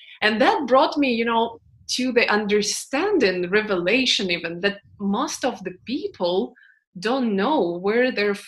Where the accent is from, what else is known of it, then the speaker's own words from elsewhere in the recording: Houston, Texas, United States; growing up in Houston, being a kid of Filipino immigrants. I will tell you one thing, what I personally use a lot from Houston